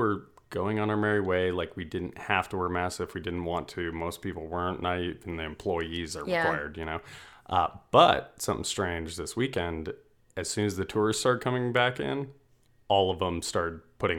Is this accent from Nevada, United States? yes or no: yes; Nevada, United States; I'm from Nevada.